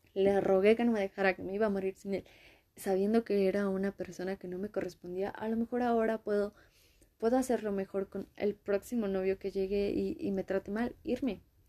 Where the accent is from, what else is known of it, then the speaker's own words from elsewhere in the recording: Mexico; yo soy de México, Latinoamérica.